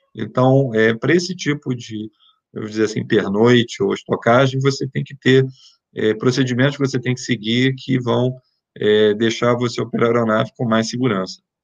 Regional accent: Rio de Janeiro, Brazil; moved away; Eu sou, sou carioca, moro no Rio, quer dizer, morava no Rio

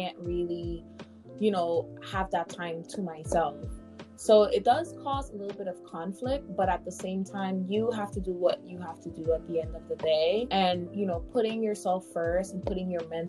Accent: Guyana; now in New York, United States; I am originally from Guyana, South America

